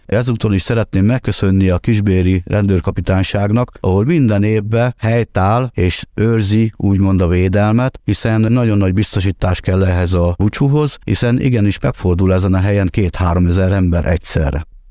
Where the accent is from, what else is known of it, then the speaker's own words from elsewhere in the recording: Hungary; mi magyarok vagyunk, és rom nemzetiség